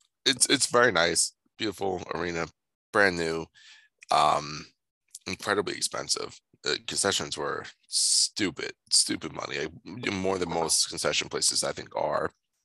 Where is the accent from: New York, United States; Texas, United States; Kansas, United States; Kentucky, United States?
New York, United States; Long Island; So I'm from Long Island.